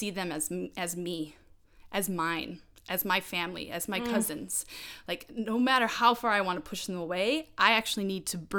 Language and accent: English; United States; I grew up in America, in North America, in the United States